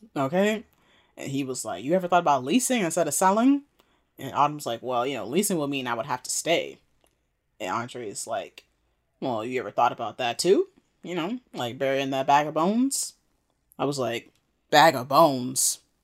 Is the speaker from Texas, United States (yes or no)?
no; Maryland, United States; I'm from Maryland